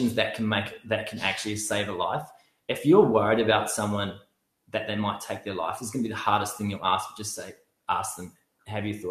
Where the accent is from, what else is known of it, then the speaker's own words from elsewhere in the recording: New Zealand; now in Australia; I grew up playing rugby in New Zealand